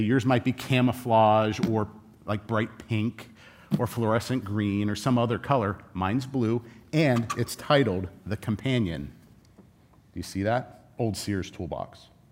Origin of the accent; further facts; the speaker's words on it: Southern California, United States; I grew up in Southern California.